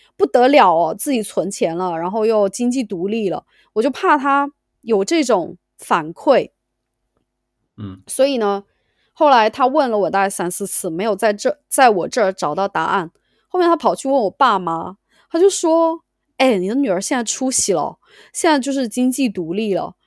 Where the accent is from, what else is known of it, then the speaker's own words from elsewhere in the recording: Sichuan, China; moved away as an adult; now in United Kingdom; 我是四川人嘛